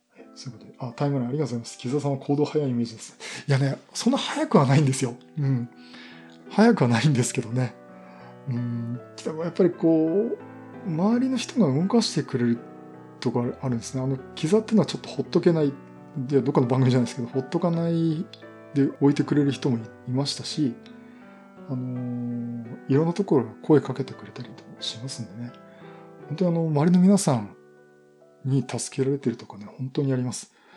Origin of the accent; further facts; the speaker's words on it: Yokohama, Kanagawa, Japan; moved away as an adult; also born or lived in Koriyama, Fukushima; 地元は横浜